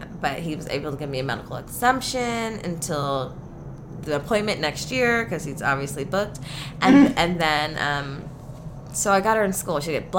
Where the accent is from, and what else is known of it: San Fernando Valley, California, United States; accent: valley girl